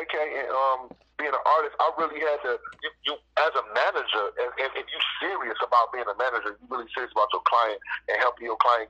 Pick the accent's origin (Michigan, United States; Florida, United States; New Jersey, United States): Michigan, United States; Muskegon; I'm from Michigan, bro. It's a small city in Muskegon, Michigan